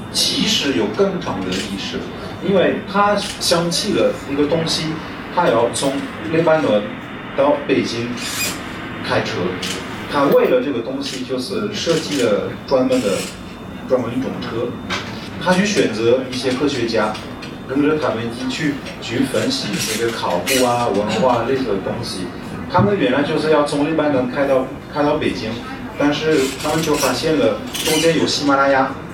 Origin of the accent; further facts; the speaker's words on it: France; 我们法国人